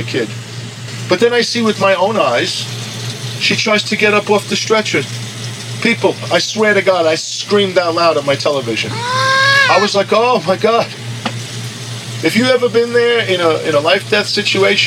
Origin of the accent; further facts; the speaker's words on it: United States; I'm American.